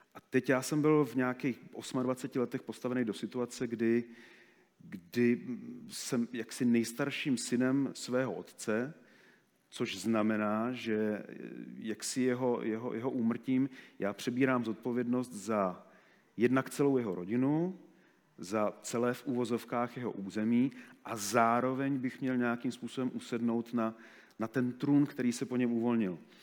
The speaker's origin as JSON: {"language": "Czech", "region": "Moravia", "country": "Czechia", "also_born_or_lived": "Africa", "moved": "yes", "said": "u nás na Moravě"}